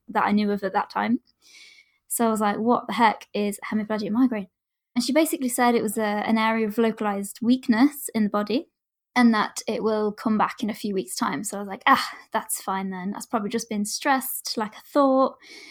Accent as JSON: {"language": "English", "area": "Derbyshire", "region": "East Midlands", "country": "United Kingdom", "said": "I am from Derbyshire in the UK"}